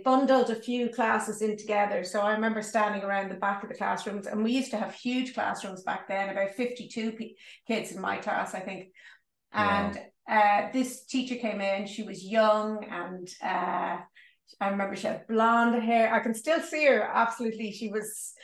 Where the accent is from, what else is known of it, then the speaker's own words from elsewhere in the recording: Dublin, Leinster, Ireland; moved away as an adult; Oh, I'm from Dublin. I grew up in what is often referred to as the leafy suburb of Clontarf